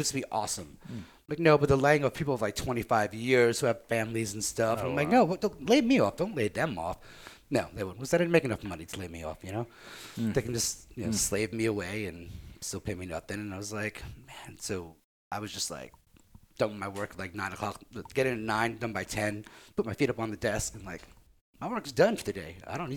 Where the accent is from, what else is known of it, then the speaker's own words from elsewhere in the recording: New York City, New York, United States; moved away as an adult; now in Austin, United States; born and raised in Jackson Heights, Queens